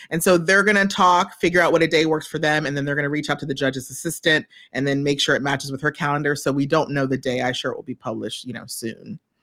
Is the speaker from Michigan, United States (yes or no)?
no; New York, United States; I am from New York.